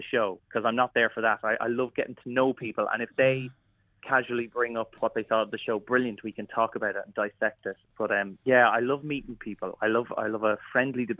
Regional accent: Kilmessan, County Meath, Ireland; moved away; my local village in Kilmessan

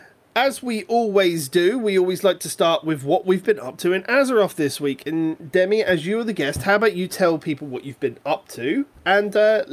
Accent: United Kingdom; we're British

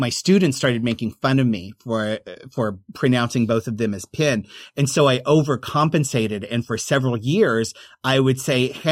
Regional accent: Oklahoma, United States; accent: Oklahoma; I overcompensate because of my Oklahoma accent

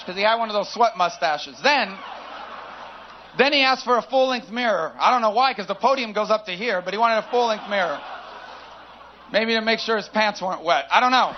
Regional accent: Florida, United States; in Florida, my home state, right now

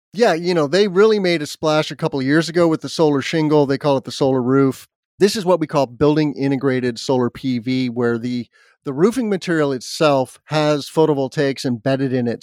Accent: Albuquerque, New Mexico, United States; moved away; also born or lived in Indiana; I grew up in Albuquerque, New Mexico. Even though I was born here in the Midwest in Indiana

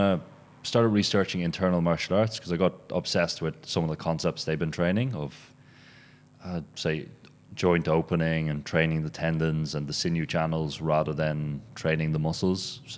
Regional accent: Berlin, Germany; So at the moment, we're based in Berlin. That's my hometown.

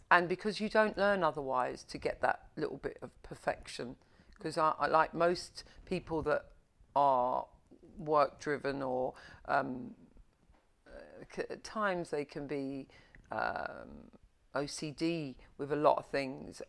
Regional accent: London, United Kingdom; I was born and bred in Covent Garden

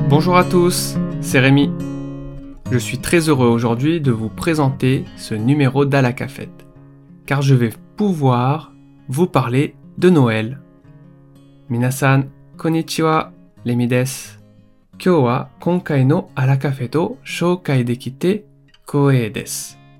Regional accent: Réunion; moved away; je suis originaire de l'île de la Réunion, une île française encore bien peu connu au Japon.

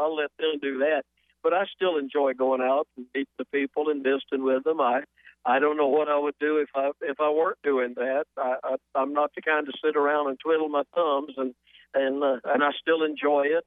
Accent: Atlanta, Georgia, United States; born or raised there; moved away; also born or lived in South Carolina

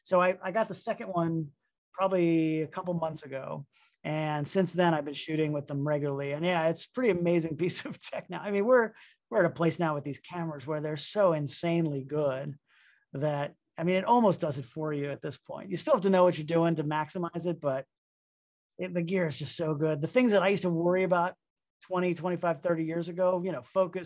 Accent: Miami, Florida, United States; also born or lived in Boston; I'm from Miami, Florida.

